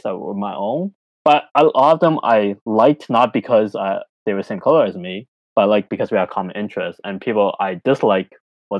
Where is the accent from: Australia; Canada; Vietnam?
Canada; Toronto, Ontario; moved away as an adult; also born or lived in China; now in United Kingdom; I grew up in Scarborough, Toronto, Ontario, in Canada